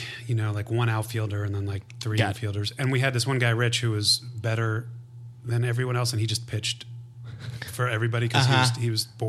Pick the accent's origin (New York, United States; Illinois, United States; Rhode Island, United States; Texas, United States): New York, United States; Monroe; moved away as an adult; now in Los Angeles, United States; I grew up like Monroe, an hour north.